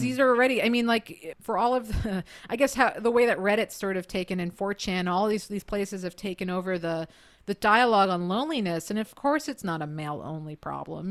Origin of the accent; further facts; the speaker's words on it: United States; as an American